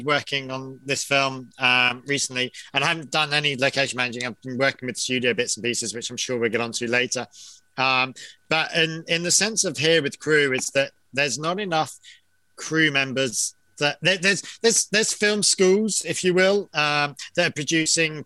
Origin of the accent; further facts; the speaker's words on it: England, United Kingdom; now in Kerry, Ireland; an Englishman